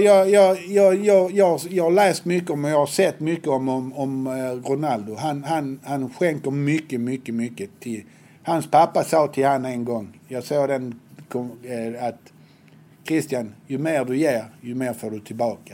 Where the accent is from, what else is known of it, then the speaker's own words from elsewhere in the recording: Helsingborg, Skåne, Sweden; Jag är uppväxt på Höga Borg